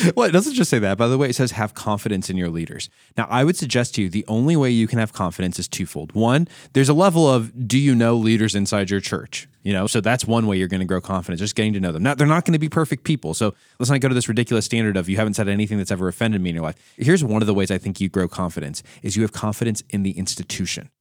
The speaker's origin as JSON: {"language": "English", "country": "United States", "said": "as an American myself"}